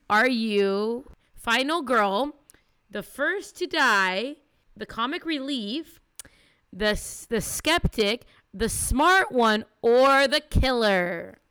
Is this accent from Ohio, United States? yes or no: no; California, United States; I'm from California